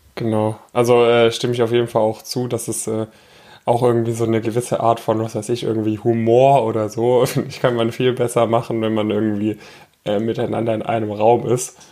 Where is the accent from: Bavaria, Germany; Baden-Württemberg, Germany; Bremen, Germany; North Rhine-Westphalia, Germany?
Baden-Württemberg, Germany; near Stuttgart; moved away; also born or lived in Frankfurt; ich komme ursprünglich aus der Nähe von Stuttgart